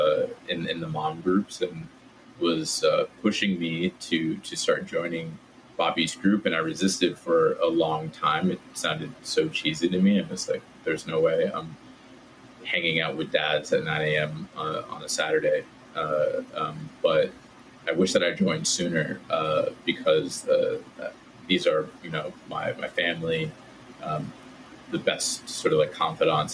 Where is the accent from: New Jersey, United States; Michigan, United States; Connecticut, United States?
Connecticut, United States; Southern; I grew up in Southern Connecticut in the suburbs right outside New York City.